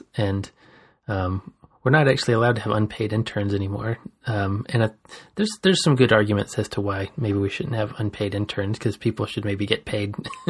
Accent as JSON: {"language": "English", "region": "Georgia", "country": "United States", "tie": "born or raised there", "moved": "as an adult", "said": "growing up in Georgia, yeah, and then, you know, not really leaving the South very much until I was in my 20s"}